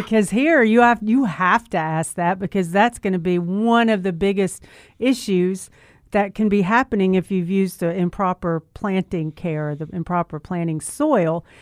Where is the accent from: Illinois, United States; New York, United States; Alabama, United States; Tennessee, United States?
Tennessee, United States; Memphis; I was raised right here in Memphis